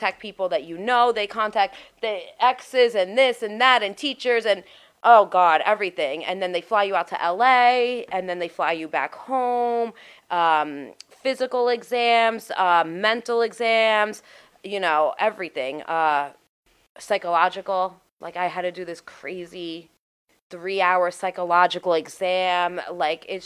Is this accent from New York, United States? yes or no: yes; New York City, New York, United States; I'm from Staten Island